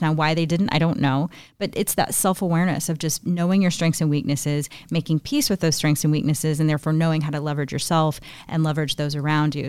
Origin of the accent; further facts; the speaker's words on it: Northeast Indiana, United States; in my hometown, we have something called Young Leaders of Northeast Indiana